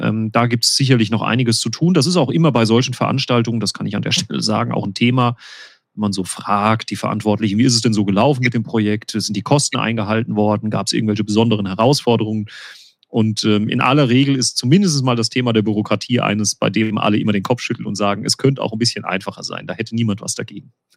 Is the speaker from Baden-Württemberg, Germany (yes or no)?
no; Winterbach, Rhineland-Palatinate, Germany; da, wo ich lebe, äh, meine Heimatgemeinde, die Ortsgemeinde Winterbach, ist eben eine solche Sohnwaldgemeinde